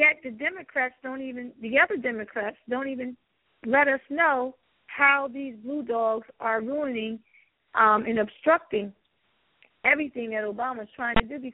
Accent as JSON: {"language": "English", "region": "New Jersey", "country": "United States", "said": "I'm from New Jersey."}